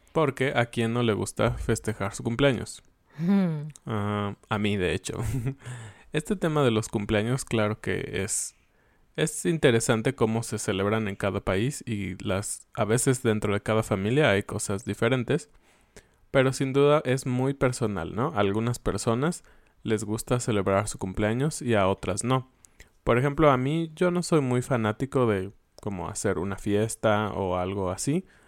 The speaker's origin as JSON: {"language": "Spanish", "country": "Mexico", "said": "como todos éramos o somos mexicanos"}